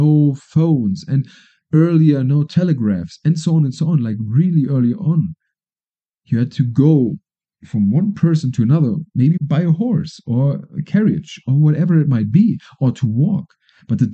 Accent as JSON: {"language": "English", "country": "Germany", "moved": "yes", "lives_now": "Colombia", "said": "Germany, my home country, is far away."}